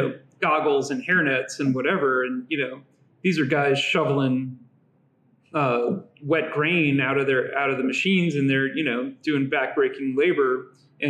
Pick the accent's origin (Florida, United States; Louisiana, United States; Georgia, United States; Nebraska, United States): Louisiana, United States; New Orleans; moved away; I grew up in the Deep South. I grew up in the New Orleans area